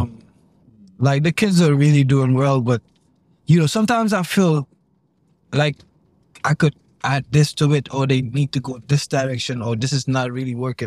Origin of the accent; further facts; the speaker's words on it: Fajara, Gambia; moved away as an adult; now in United States; I grew up in Pipeline. I grew up in Pipeline, Fajari.